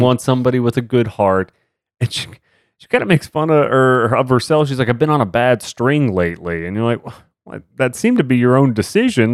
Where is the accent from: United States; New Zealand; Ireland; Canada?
United States; Dallas, Texas; growing up in Dallas, Texas.